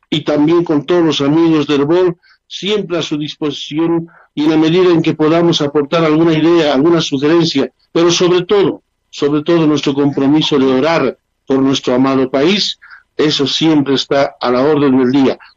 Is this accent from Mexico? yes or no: no; Bolivia; Somos bolivianos, hemos nacido en esta tierra y nuestro corazón palpita rojo, amarillo y verde y siempre será así hasta el último momento de nuestra vida.